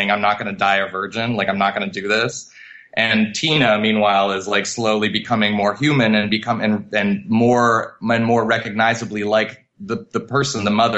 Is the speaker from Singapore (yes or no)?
no; Montreal, Quebec, Canada; I'm from Montreal originally. I was born and raised in Canada